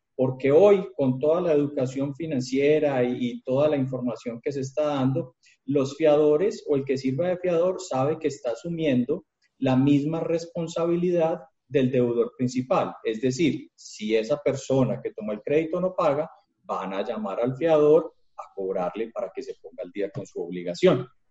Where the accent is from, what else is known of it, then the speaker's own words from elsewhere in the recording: Colombia; somos los colombianos juiciosos